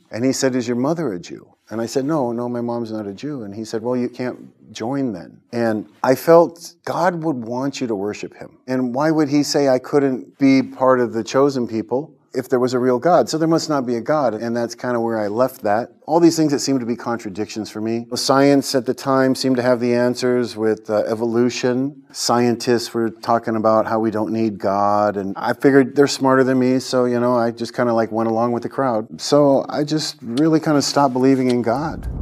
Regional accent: California, United States; I was born in California and um, I grew up, went to Christian school

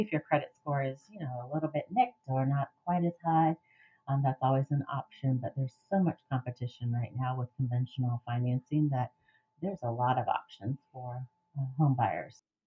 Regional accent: Miami, Florida, United States; moved away as an adult; now in Gainesville, United States; I am from South Florida and uh, Miami, and I am a transplant like many other uh, fellow Gainesvillians

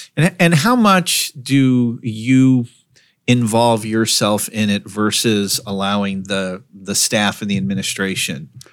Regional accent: West Coast, United States; now in Burlington, United States; I grew up on the West Coast

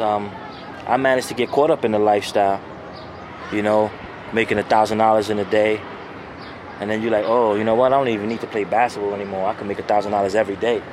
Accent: New York City, New York, United States; growing up in Tompkins was kind of crazy. It's in a, it's a, it's a, it's a project complex

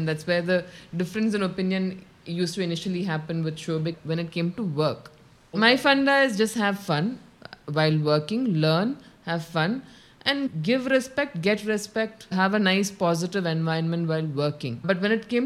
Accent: Kerala, India; moved away as an adult; also born or lived in Bangalore; I was born and brought up in Kerala itself

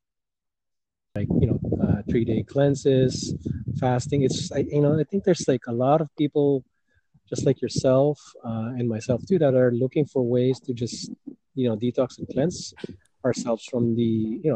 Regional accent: Philippines; moved away; when I was growing up in the Philippines, I remember eating the sweetness of tomatoes that we used to have in our backyard garden

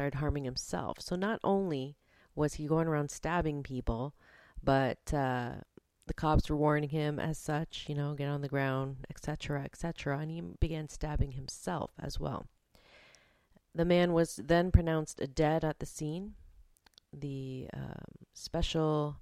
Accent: London, Ontario, Canada; my hometown of London, Ontario

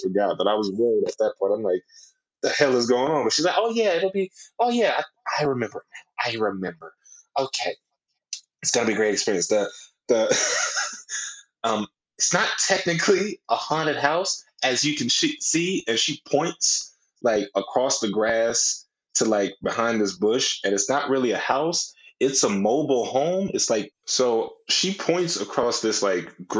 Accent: Peoria, Illinois, United States; also born or lived in Mississippi; I was raised in Peoria, Illinois

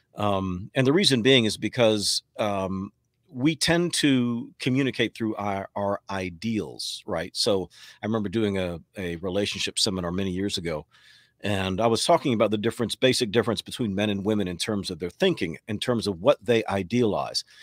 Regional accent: Texas, United States; moved away as an adult; also born or lived in New York; now in North Carolina, United States; I live in North Carolina now, born in New York. Spent most of my years growing up in Texas, relocated to North Carolina in ninety-seven.

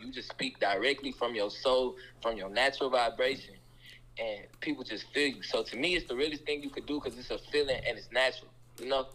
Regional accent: Omaha, Nebraska, United States; I'm from Omaha, Nebraska, from the cold.

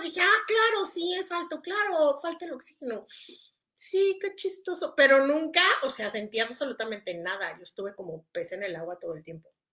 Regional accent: Mexico City, Mexico; yo venía del, vengo del DF y es alto

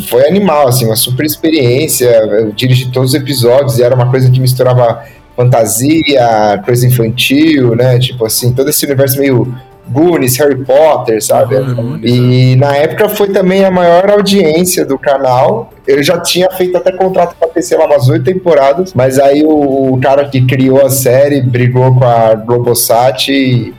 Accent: Osasco, São Paulo, Brazil; Eu sou aqui de Osasco, e eu juntava meus amigos aqui de bairro e tal, e fazia os filmes

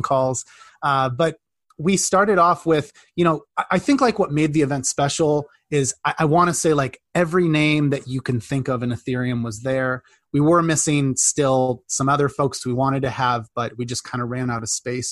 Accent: Midwest, United States; I grew up in the Midwest in like a, you know, farm country

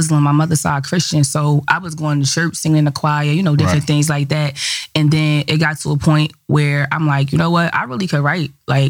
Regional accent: East Orange, New Jersey, United States; also born or lived in Newark; I lived on the north side of East Orange till I was about maybe 8 years old. And then I moved to the south side from there on.

